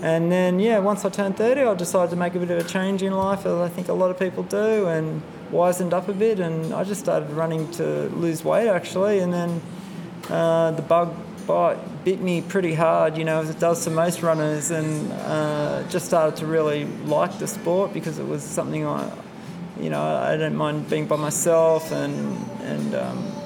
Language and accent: English; Sydney, New South Wales, Australia; also born or lived in Wollongong / Bundeena / Strathfield; now in Woodford, Australia; I grew up in Cogra, so in St. George Dragons territory